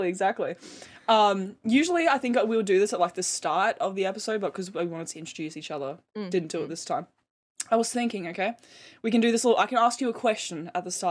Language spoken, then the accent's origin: English; Brisbane, Queensland, Australia; born or raised there